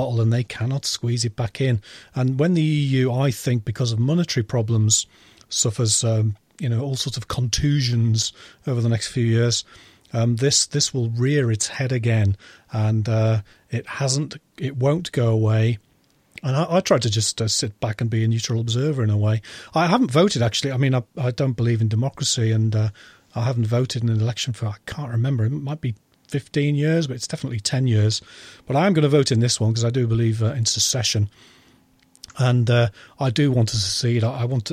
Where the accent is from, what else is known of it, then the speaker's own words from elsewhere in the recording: Yorkshire and the Humber, United Kingdom; I'm from Yorkshire, so from a village in Yorkshire.